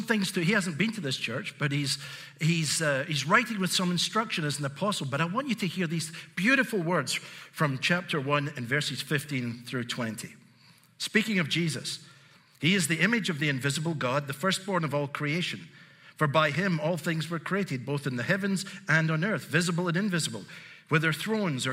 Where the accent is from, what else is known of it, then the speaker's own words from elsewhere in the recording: Glasgow, Scotland, United Kingdom; also born or lived in Southern United States; now in United States; I grew up in Glasgow in Scotland. I still get a residual accent. I live in the south